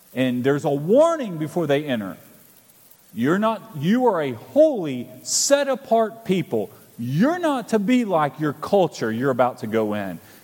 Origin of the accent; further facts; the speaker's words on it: Alabama, United States; moved away; I'm originally from Alabama